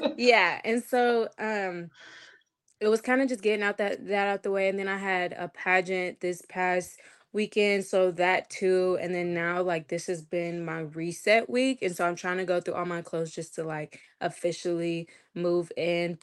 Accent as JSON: {"language": "English", "region": "Kentucky", "country": "United States", "said": "I'm from Kentucky"}